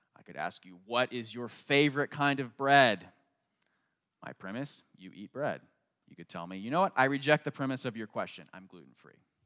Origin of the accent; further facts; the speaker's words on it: United States; I grew up right outside Washington, D C